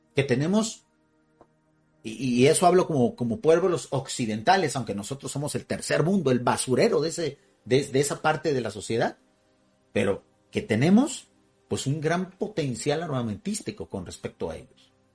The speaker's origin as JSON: {"language": "Spanish", "country": "Mexico", "said": "así le decimos acá en México, todavía España, hay muchos sectores de mexicanos que estamos orgullosos de nuestra herencia española."}